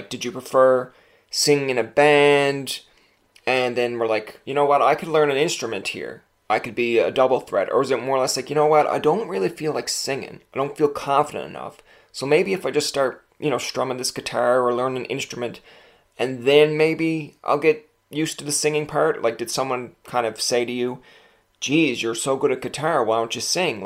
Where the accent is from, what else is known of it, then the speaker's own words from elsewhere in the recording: Newfoundland and Labrador, Canada; as a Newfoundlander